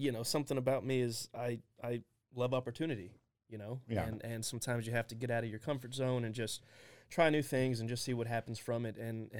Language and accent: English; Germany; born there; but I was born in Germany.